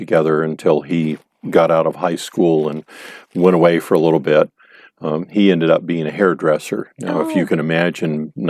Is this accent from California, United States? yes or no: yes; Lynwood, California, United States; Well, originally, I'm one of the old native Southern Californians.